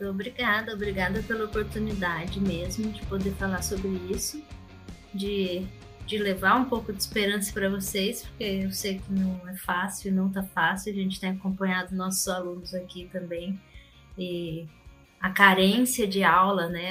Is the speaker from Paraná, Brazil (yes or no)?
no; Campinas, São Paulo, Brazil; eu sou de São Paulo, né? Sou de Campinas, São Paulo, de lá